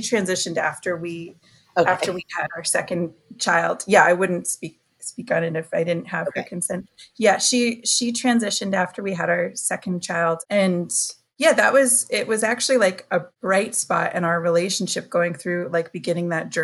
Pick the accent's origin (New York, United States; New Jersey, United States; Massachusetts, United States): Massachusetts, United States; Worcester; also born or lived in Boston; I am from Worcester, Massachusetts, which is the Nipmuc territories and land